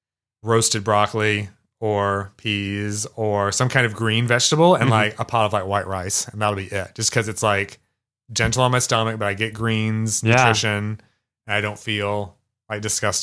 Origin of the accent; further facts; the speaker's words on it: Kosciusko, Mississippi, United States; moved away as an adult; also born or lived in New York; I grew up in Mississippi.